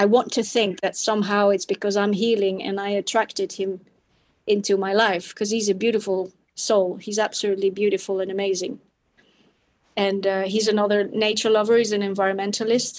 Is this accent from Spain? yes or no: yes; Spain; also born or lived in Belgium; Spain is my home country